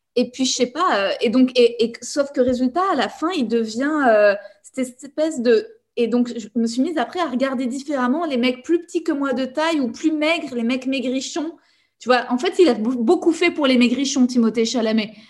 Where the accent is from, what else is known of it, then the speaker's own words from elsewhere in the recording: Paris, Île-de-France, France; j'ai grandi en fait dans un environnement ultra privilégié parce que j'ai grandi à Paris